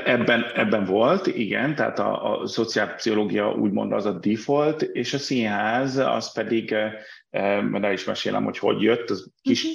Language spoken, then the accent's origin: Hungarian; Budapest, Hungary; moved away as an adult; also born or lived in Brussels; Budapestről, tehát 83-ban születtem Budapesten, és mind a két fel a családnak budapesti, ami nekem aztán tényleg teljesen budapesti vétesz, tehát ahogy kérdezik, és szoktam mondani born and raised